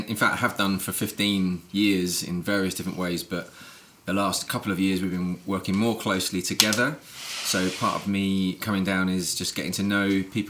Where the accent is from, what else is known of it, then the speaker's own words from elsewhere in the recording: London, United Kingdom; I'm from London.